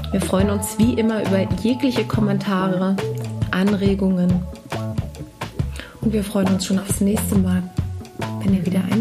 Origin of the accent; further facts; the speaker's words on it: Hesse, Germany; accent: Hessian; moved away; Ich meine, ich lebe Mundart. über 20 Jahre nicht mehr in Hessen, aber trotzdem hört man das.